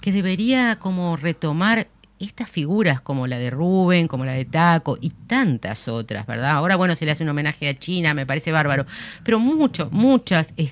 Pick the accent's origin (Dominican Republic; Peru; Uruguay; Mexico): Uruguay; nosotros somos este, muy uruguayos, muy distintos, muy particulares, ¿no?